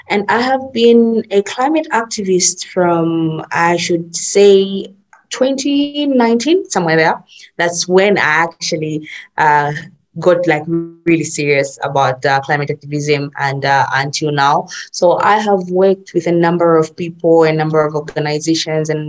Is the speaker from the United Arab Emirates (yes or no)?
no; Zambia; I'm from Zambia.